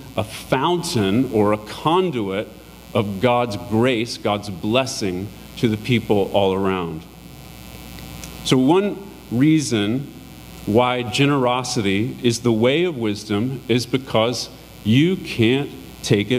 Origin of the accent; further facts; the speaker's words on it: United States; us as American Christians